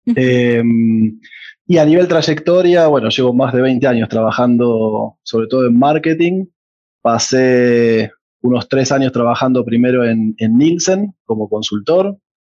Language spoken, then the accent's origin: Spanish; Argentina; moved away as an adult; now in Colombia; para un argentino